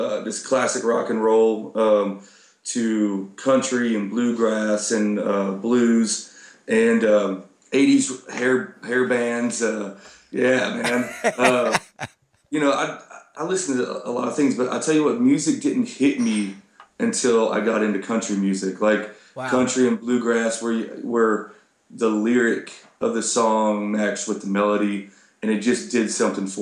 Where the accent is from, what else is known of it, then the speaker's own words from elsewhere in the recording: Colorado, United States; moved away as an adult; also born or lived in Texas; I grew up in Colorado